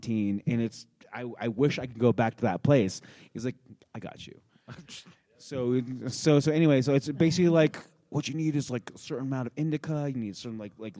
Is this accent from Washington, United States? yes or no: no; New Mexico, United States; We are from New Mexico